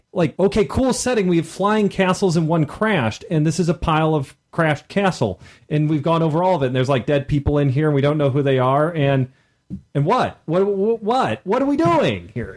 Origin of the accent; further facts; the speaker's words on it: Midwest, United States; being a Midwesterner